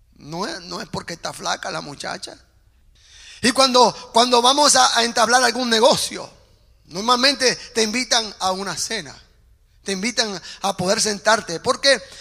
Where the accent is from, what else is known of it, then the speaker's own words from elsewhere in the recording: Puerto Rico; yo hablo en términos puertorriqueños, porque soy puertorriqueño